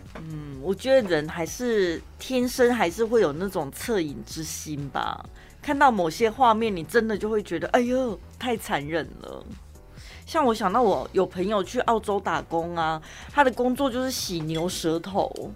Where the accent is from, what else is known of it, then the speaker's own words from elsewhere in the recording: Dali, Taichung, Taiwan; accent: Dali accent; 我讲我的大里腔啊